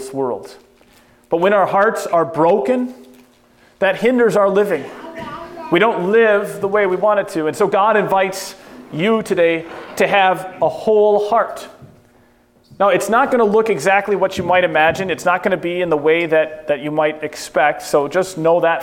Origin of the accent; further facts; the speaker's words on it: United States; As American